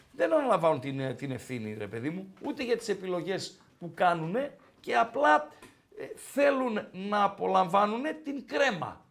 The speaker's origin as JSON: {"language": "Greek", "area": "Komotini area", "region": "Eastern Macedonia and Thrace", "country": "Greece", "moved": "yes", "said": "από Κομωτινή, από τα μέρη μου"}